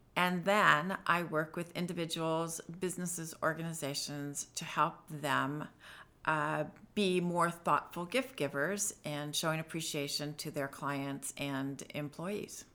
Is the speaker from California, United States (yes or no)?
yes; San Diego, California, United States; moved away as an adult; now in Washington, United States; I am originally from San Diego, California